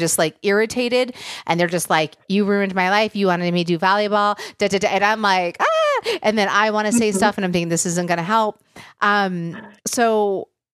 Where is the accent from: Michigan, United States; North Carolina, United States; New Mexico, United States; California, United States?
Michigan, United States; I grew up in Michigan